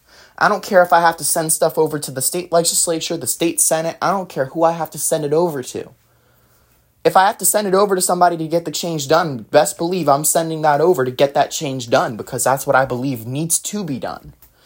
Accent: New Jersey, United States; born there; This happened back in the state I was born in New Jersey, in, I believe it was 2017. Chris Christie was our governor.

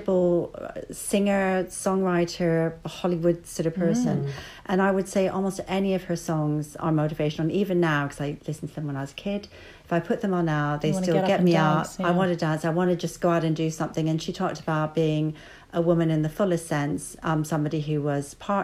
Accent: Vancouver, British Columbia, Canada; I'm from Vancouver

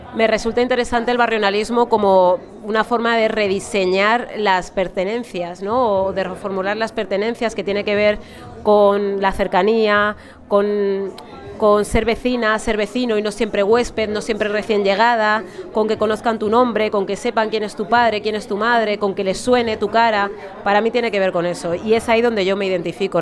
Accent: Alcorcón, Community of Madrid, Spain; Yo soy de Madrid, bueno, soy de Alcorcón, que no es exactamente lo mismo

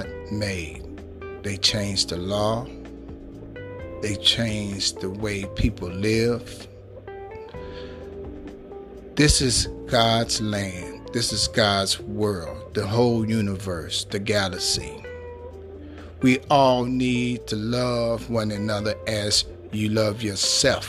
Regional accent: Chicago, Illinois, United States; I'm from Chicago, Illinois, the Windy City

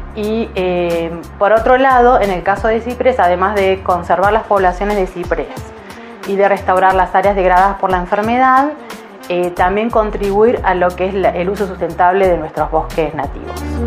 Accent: Esquel, Chubut, Argentina; moved away as an adult; also born or lived in Córdoba, Argentina; Soy patagónica, nacida en Esquel, así que después de unos años de estar en Córdoba decidí volver

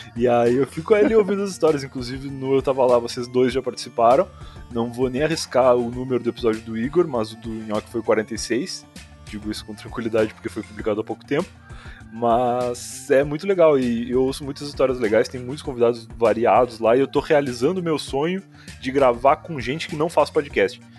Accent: Rio Grande, Rio Grande do Sul, Brazil; moved away as an adult; now in Osasco, Brazil; eu sou gaúcho lá do sul do Rio Grande do Sul, a cidade de Rio Grande e moro em São Paulo, mas precisamente em Osasco, já há uns bons cinco anos

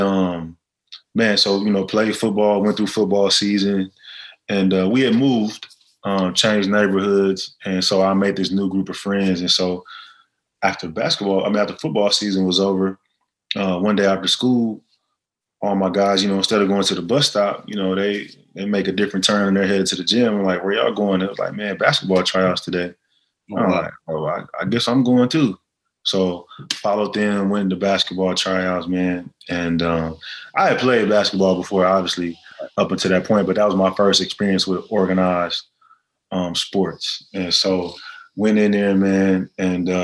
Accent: Fort Worth, Texas, United States; I'm from the Fort Worth side, not from Dallas

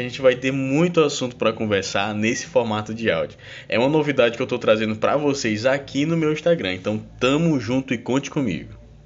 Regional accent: Porto, Piauí, Brazil; minha cidade natal, de Porto

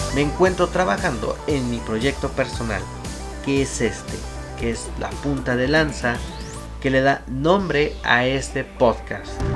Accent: Mexico City, Mexico; soy originario de la Ciudad de México.

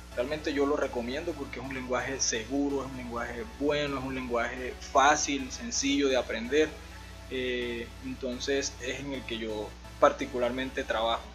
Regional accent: San Juan Nepomuceno, Bolívar, Colombia; now in Medellín, Colombia; soy de, la costa de acá de, Colombia, de un pueblo que se llama San Juan de Comuceno. yo me vine de allá en el 2009 para acá, para la ciudad de Medellín

